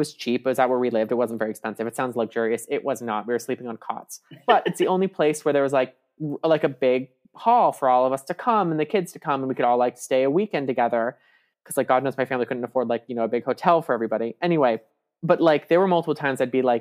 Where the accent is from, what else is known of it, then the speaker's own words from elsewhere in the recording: an hour outside of San Diego, California, United States; I'm from an hour outside of San Diego